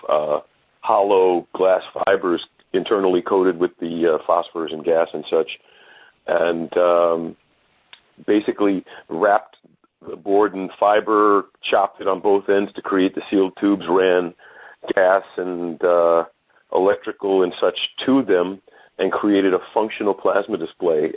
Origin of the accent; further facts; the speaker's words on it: New York City, New York, United States; also born or lived in Brooklyn, New York; I'm a Brooklynite, grew up in Queens, uh, New York State.